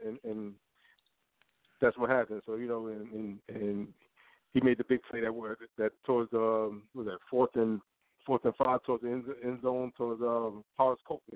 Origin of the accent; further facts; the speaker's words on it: New York City, New York, United States; now in South Florida, United States; I was born in Brooklyn, New York